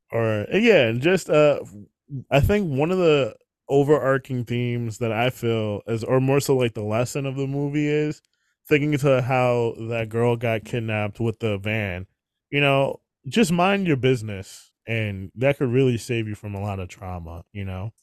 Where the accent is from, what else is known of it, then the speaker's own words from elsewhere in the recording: New York, United States; I'm from New York